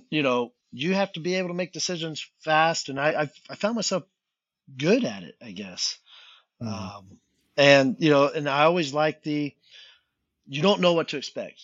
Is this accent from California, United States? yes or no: yes; California, United States; moved away; I grew up in California. The only time I ever left California was when I was younger